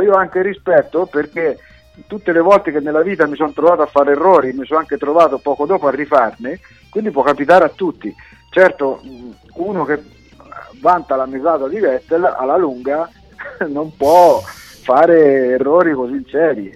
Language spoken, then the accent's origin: Italian; central Italy, Italy; mi ricordo quando ero bambino al mio paese